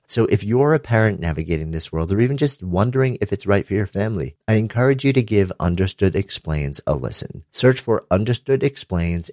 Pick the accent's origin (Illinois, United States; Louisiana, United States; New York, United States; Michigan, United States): New York, United States; New York City; I'm from New York City